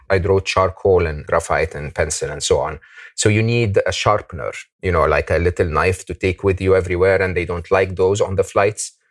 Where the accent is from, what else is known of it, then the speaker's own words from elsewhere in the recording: Egypt; moved away; I come from Egypt